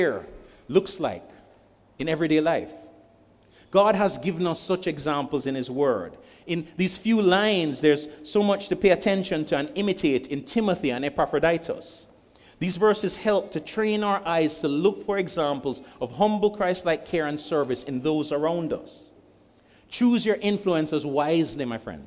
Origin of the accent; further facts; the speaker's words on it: Jamaica; I'm speaking as a Jamaican